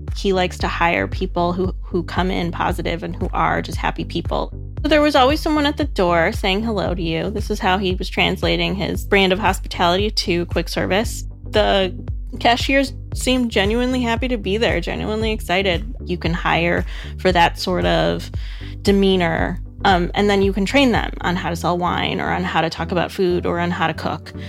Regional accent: Chicago, Illinois, United States; I'm from Chicago

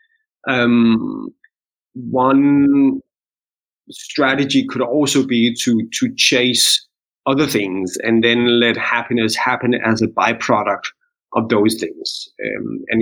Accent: Denmark; We're Indian and Danish

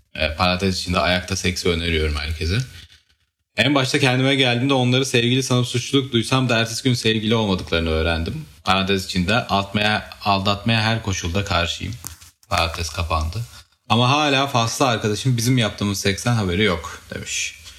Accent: Artvin, Turkey; ben Artvinliyim.

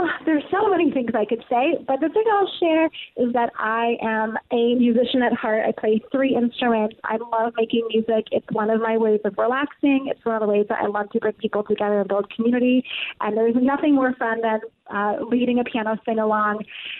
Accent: Akron, Ohio, United States; born there; now in Brooklyn, United States; I was born in Akron, Ohio. Did a little tour of the Midwest, a little time in Europe, and then came to New York 13 years ago.

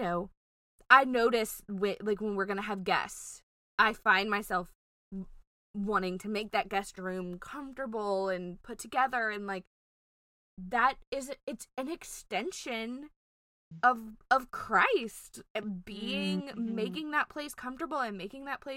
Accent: Louisiana, United States; we're from Louisiana.

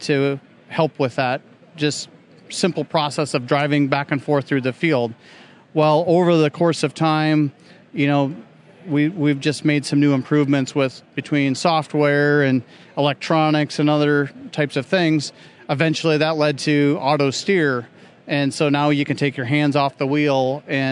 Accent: South Dakota, United States; I grew up in South Dakota area

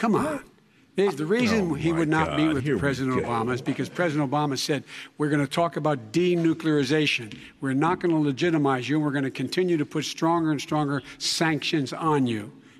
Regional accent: Scranton, Pennsylvania, United States; also born or lived in Claymont, Delaware; the middle-class families like I grew up in Scranton and Claymont.

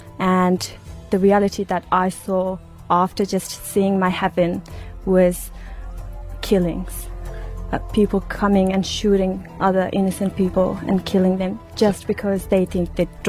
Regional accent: Uruzgan, Afghanistan; now in Australia; I was born in Uruzgan province of Afghanistan.

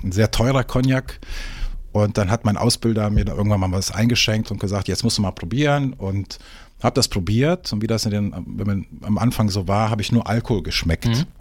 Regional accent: Cologne, North Rhine-Westphalia, Germany; moved away as an adult; also born or lived in Hamburg / Düsseldorf; now in Eckernförde, Germany; ich bin eigentlich gebürtiger Kölsche. Ne? Ah, ähm, ja, okay. ich bin äh, eine, rheinische Frohnatur, kann man so sagen, ne? äh, wie man so manchmal ein bisschen hören kann. Ähm, ja, dort aufgewachsen

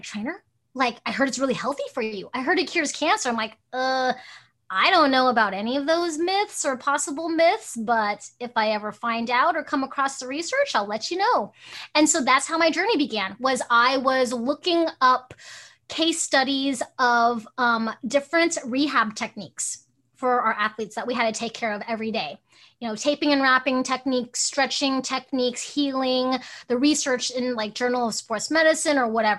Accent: Hong Kong; now in Alaska, United States; I'm Chinese and I was born in Hong Kong

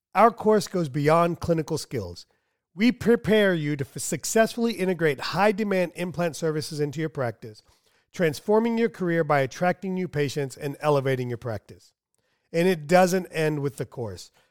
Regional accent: United States; I'm American

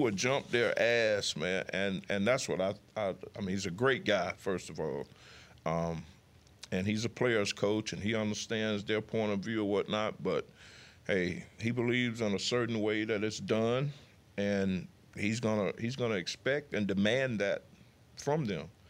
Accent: United States; moved away; my hometown is fifty miles away from Mobile

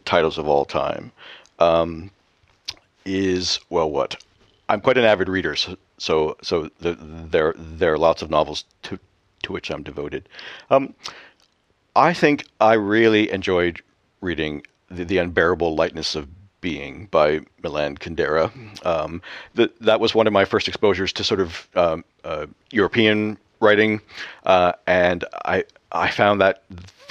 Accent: Canada; moved away as an adult; now in Scotland, United Kingdom; the climate here in Scotland is obviously different than the one that I was accustomed to back home in Canada

